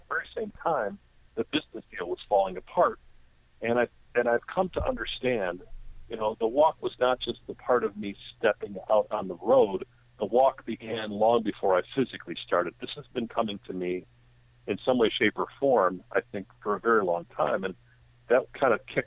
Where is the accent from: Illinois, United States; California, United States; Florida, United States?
Illinois, United States; Chicago; I grew up in Chicago